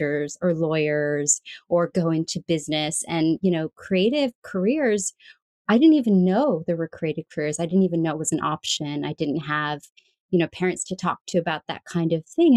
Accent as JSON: {"language": "English", "region": "California", "country": "United States", "tie": "born or raised there", "said": "I grew up in California"}